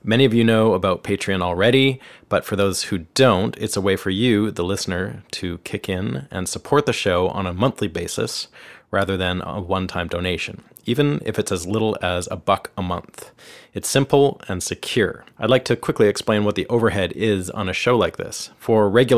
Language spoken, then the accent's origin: English; Canada; moved away as an adult; now in Nashville, United States; I'm a Canadian guitarist, songwriter, producer, and engineer